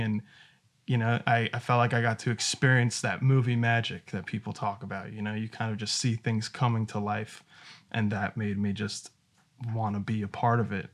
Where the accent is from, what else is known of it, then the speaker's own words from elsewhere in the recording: New York, United States; I'm from New York